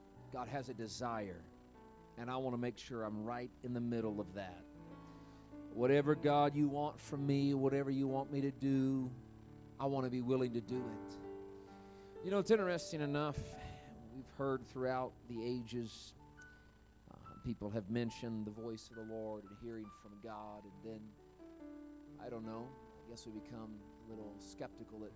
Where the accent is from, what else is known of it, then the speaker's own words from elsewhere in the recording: Indiana, United States; moved away; It's my home state, Indiana, where I'm originally from